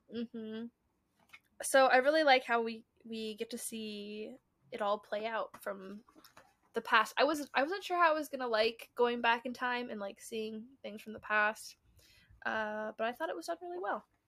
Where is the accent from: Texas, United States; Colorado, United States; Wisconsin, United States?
Colorado, United States; We're from Colorado